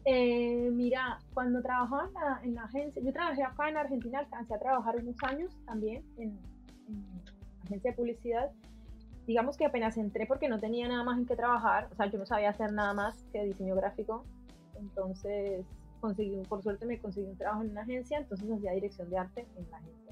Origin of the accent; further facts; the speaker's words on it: Cali, Valle del Cauca, Colombia; moved away as an adult; yo eh, nací en Cali, Colombia, estudié en la Escuela de Bellas Artes